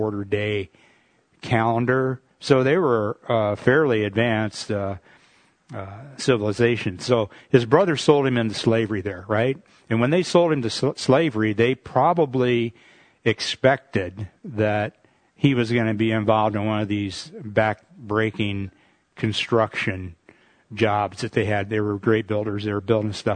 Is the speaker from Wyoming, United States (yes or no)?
no; Michigan, United States; moved away as an adult; also born or lived in Los Angeles; I came from Michigan, when I joined the Navy, and I ended up in L.A.